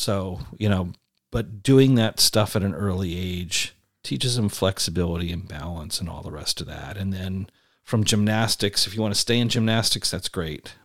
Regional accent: East Coast, United States; moved away; I grew up on the East Coast

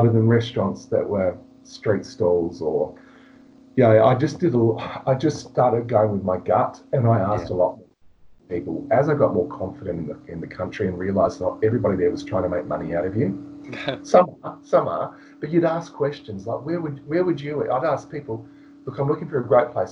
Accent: Australia; being an Australian

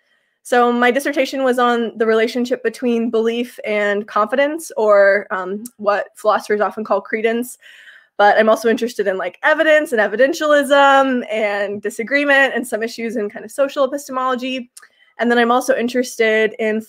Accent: Kansas, United States; moved away as an adult; now in Toronto, Canada; I'm from Kansas

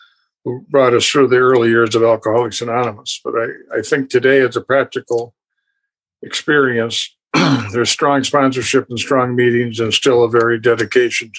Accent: St. Paul, Minnesota, United States; Born and raised in St. Paul, Minnesota.

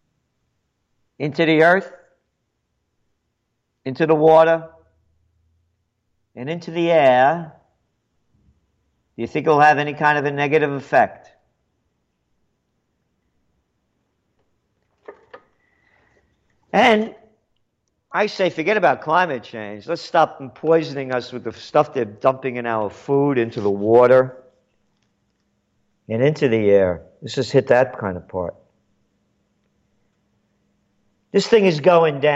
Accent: New York City, New York, United States; I was born in the Bronx

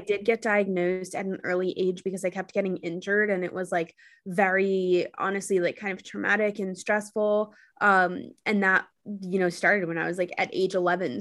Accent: New York City, New York, United States; also born or lived in Los Angeles; I'm from New York City

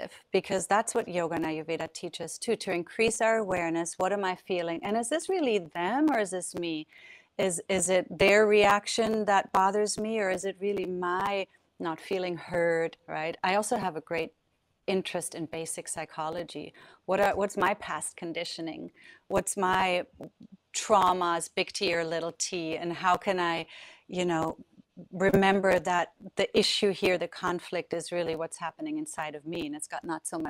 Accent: Southern Germany, Germany; moved away; I grew up in Europe. I'm from Germany. And as you know, well, south of Germany, at least, is close to France

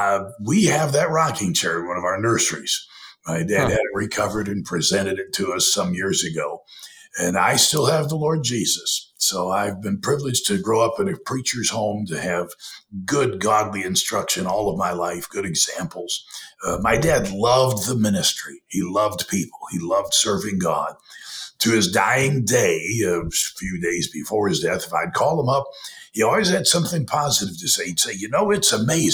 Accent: Perry, Michigan, United States; my earliest memories are my dad being a pastor in Perry, Michigan, a little town of 1,200 outside of Lansing.

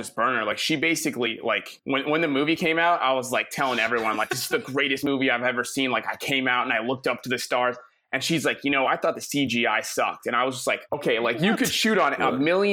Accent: Santa Monica, California, United States; I grew up in Santa Monica, LA. Man, I'm a surfer dude

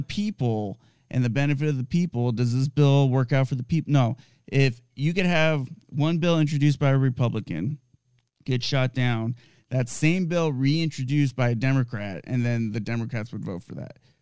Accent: United States; I'm a American citizen

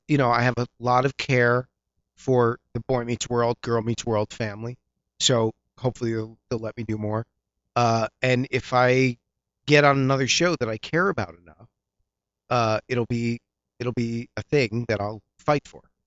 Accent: East Coast, United States; You know, I'm a nerd from the East Coast from a liberal arts college.

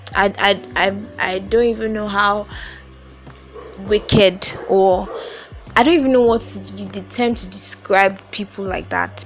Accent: Nigeria; I I live in Nigeria. I am Nigerian. I stay in a country where 90% of the people are black

